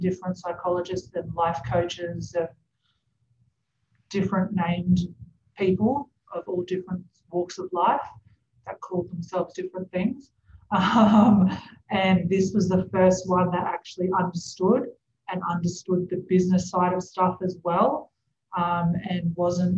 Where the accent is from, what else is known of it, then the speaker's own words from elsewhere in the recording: Brisbane, Queensland, Australia; moved away; we grew up in Brisbane, so I had a lot of friends and family there